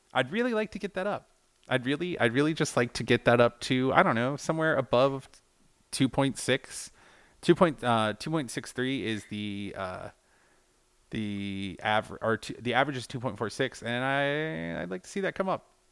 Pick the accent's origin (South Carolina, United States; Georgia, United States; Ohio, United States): Georgia, United States; we're both from Georgia